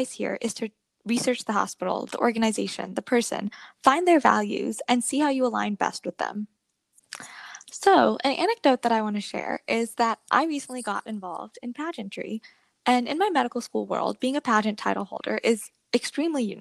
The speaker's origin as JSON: {"language": "English", "region": "Florida", "country": "United States", "said": "I'm from the Sunshine State of Florida"}